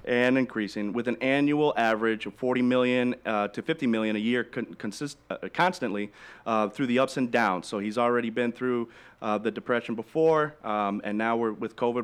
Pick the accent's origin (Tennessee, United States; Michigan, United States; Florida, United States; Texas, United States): Michigan, United States; now in Naples, United States; I'm I'm originally from Michigan too